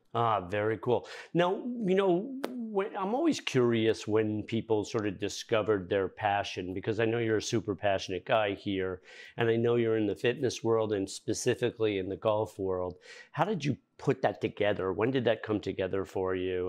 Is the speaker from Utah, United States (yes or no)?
no; Fairfield County, Connecticut, United States; moved away; I'm from Fairfield County originally